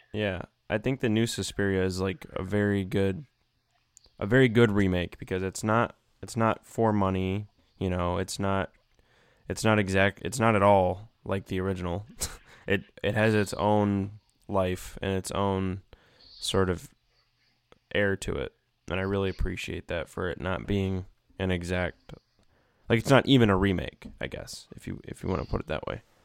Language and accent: English; United States; I'm from America